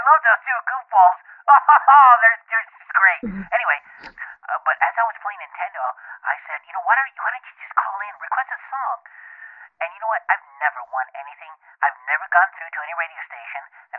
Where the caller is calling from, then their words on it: Fontana, California, United States; I'm calling from Fontana.